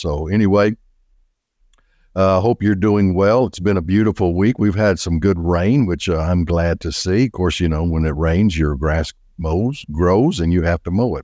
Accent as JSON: {"language": "English", "town": "Little Rock", "region": "Arkansas", "country": "United States", "tie": "born or raised there", "also_born_or_lived": "Benton, Arkansas", "said": "I am an Arkansas boy, born and raised in Little Rock, Arkansas"}